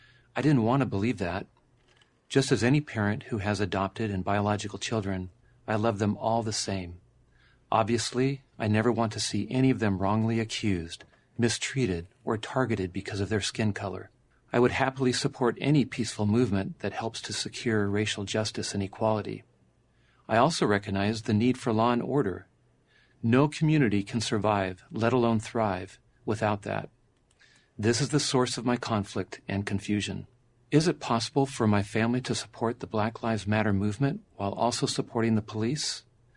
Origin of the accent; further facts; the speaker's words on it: La Mesa, California, United States; In the summer of 2020, a peaceful BLM demonstration in my hometown of La Mesa, California, turned violent as protesters began rioting, looting, and setting fires.